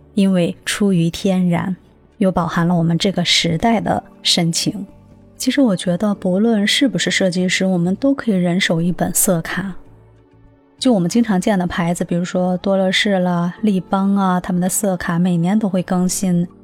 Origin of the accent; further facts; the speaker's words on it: China; 对我们中国人来说，它一点也不陌生